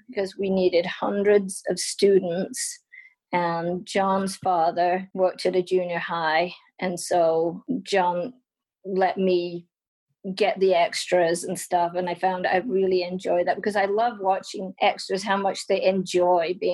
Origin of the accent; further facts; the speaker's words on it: England, United Kingdom; now in United States; I've always been a photographer ever since I came to America and, you know, got a camera. I mean, it, we grew up in England, we are poor, I never had a camera but I got a camera.